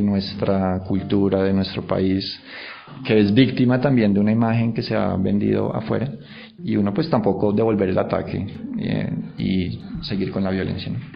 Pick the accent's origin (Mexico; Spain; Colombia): Colombia; also born or lived in Germany; muchos colombianos cuando salimos del país